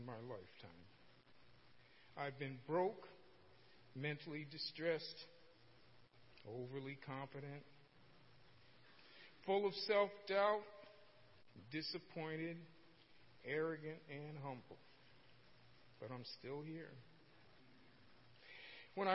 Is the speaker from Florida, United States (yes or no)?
no; Norwalk, Connecticut, United States; also born or lived in New Rochelle, New York; I was born on November 26, 1946, in New Rochelle, New York. I grew up in Norwalk, Connecticut, a small city located on Long Island Sound